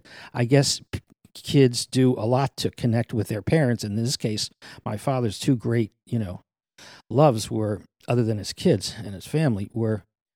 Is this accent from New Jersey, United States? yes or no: yes; New Jersey, United States; Of course, the big deal for anybody growing up in New Jersey was to get into Manhattan.